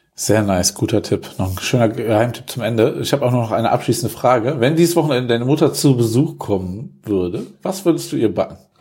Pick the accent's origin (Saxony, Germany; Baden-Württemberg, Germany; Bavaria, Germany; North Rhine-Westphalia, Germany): North Rhine-Westphalia, Germany; Wuppertal; moved away as an adult; now in Cologne, Germany; In meiner Heimatstadt